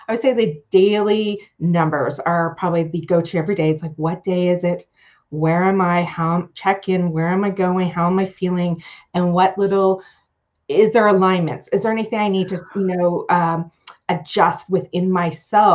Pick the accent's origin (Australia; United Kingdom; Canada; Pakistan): Canada; also born or lived in Ontario; I am a Canadian. I'm living up in Ontario in the Great Lakes, Georgian Bay area